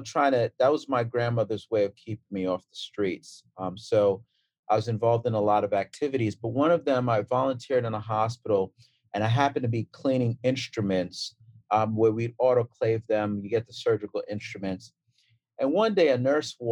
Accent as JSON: {"language": "English", "town": "New York City", "region": "New York", "country": "United States", "tie": "born or raised there", "also_born_or_lived": "Dominica", "accent": "Brooklyn", "moved": "as an adult", "lives_now": "Cincinnati, United States", "said": "I grew up in Brooklyn"}